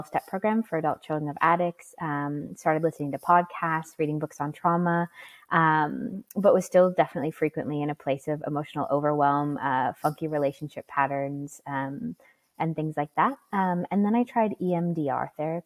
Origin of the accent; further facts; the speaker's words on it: Bismarck, North Dakota, United States; moved away as an adult; also born or lived in Wind River, Wyoming; I was raised, born and raised in Bismarck, North Dakota in the United States.